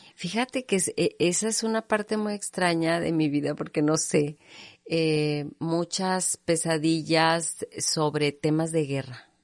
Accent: Monterrey, Nuevo León, Mexico; yo nací en Monterrey

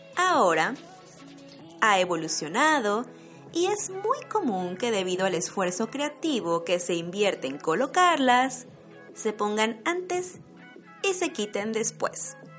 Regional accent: Mexico; also born or lived in Baden-Württemberg, Germany; now in Germany; una mexicana viviendo en Alemania

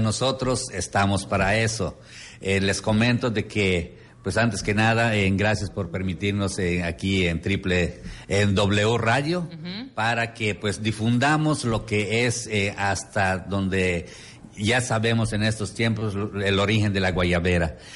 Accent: Yucatán, Mexico; las tradiciones de Yucatán, ah. donde, ah, eh, donde eh, usamos mucho de esa prenda

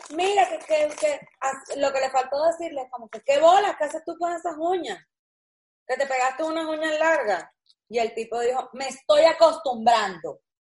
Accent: Venezuela; moved away; nosotros que somos los tres venezolanos

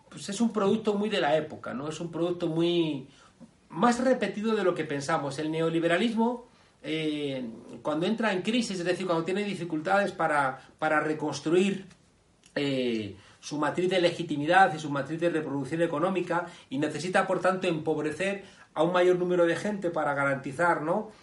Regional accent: Spain; nuestro país

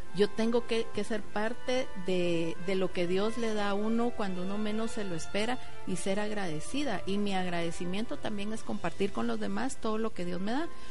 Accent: Guatemala; como guatemaltecos

